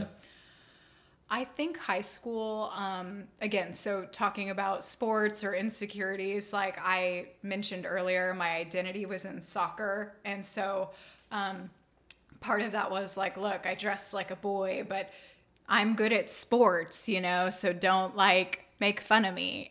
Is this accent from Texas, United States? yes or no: yes; Austin, Texas, United States; also born or lived in Dripping Springs, Texas / Colorado; we moved from Austin ISD to Dripping Springs ISD